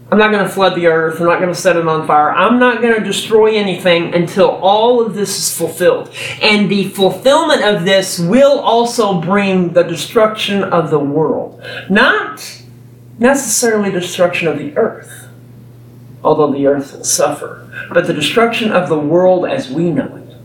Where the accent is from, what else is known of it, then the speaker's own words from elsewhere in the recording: Texas, United States; I'm a Texan